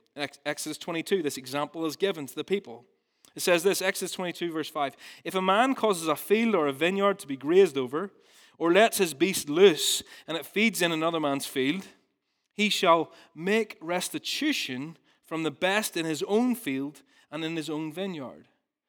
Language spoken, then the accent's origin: English; Ballymena, Northern Ireland, United Kingdom; So I'm from Ballymena originally, and I used to work on a farm